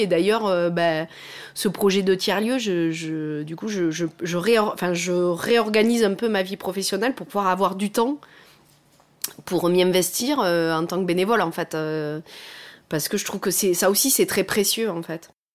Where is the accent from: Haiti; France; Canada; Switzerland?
France; Pradines, Occitania; moved away; also born or lived in Toulouse; j'ai grandi dans le Lot